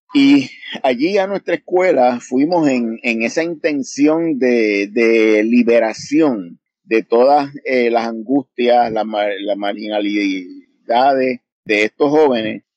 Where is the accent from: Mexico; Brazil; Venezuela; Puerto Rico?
Puerto Rico; en Puerto Rico, de donde yo vengo